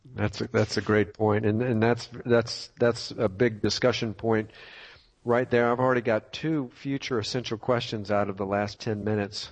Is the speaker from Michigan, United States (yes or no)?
no; Tidewater area of Virginia, United States; moved away; I'm from the Tidewater area of Virginia and haven't been back in a couple of years